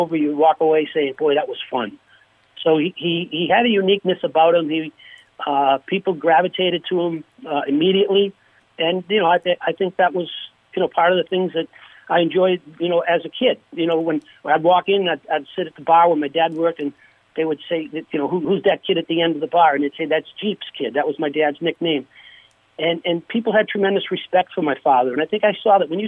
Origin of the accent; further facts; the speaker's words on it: hometown with the Mike Eruzione Center, Massachusetts, United States; my daughter's three boys skate at the rink in my hometown. They skate at the Mike Ruzioni Center